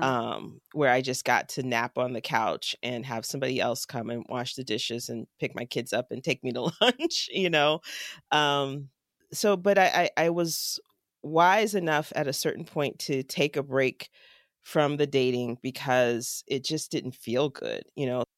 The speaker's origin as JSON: {"language": "English", "town": "Jacksonville", "region": "Florida", "country": "United States", "tie": "born or raised there", "moved": "yes", "lives_now": "Pittsburgh, United States", "said": "my hometown of Jacksonville, Florida"}